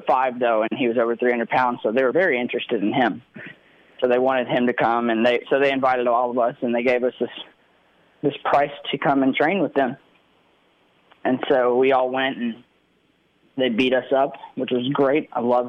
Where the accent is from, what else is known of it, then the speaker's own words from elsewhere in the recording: Olive Branch, Mississippi, United States; a stadium in my hometown